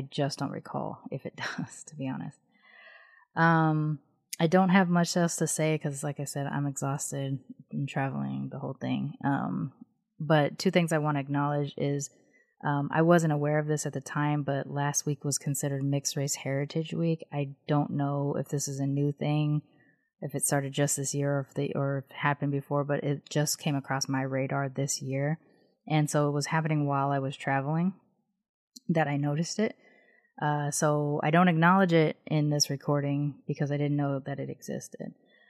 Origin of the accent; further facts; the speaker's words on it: West Coast, United States; Also, I grew up on the West Coast.